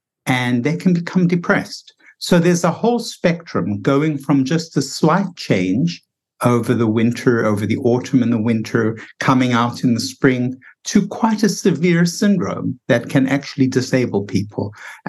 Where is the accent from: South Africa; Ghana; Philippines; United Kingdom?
South Africa; now in United States; because I felt it myself when I came from South Africa to the United States. I felt myself slowing down and less productive. And I thought, what's going on here? It never was like this in South Africa.